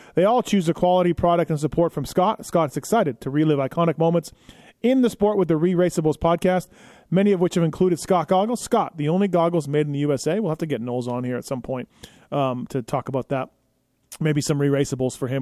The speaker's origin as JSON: {"language": "English", "region": "Manitoba", "country": "Canada", "said": "I'm from Manitoba"}